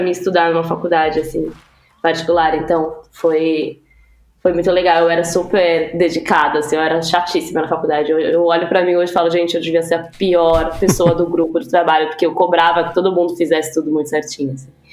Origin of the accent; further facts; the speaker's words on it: São Paulo, Brazil; sou da Zona Leste de São Paulo